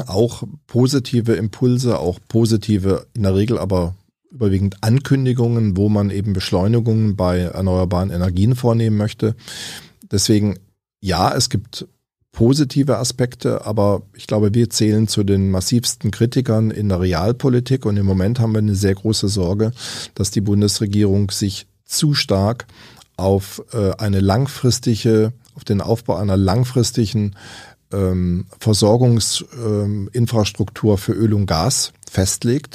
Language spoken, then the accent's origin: German; Überlingen, Baden-Württemberg, Germany; Ich auch selbst in meiner Heimatstadt Überlingen